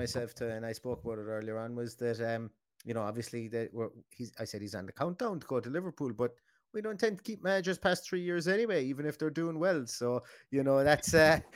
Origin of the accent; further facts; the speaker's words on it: Ireland; obviously we're Irish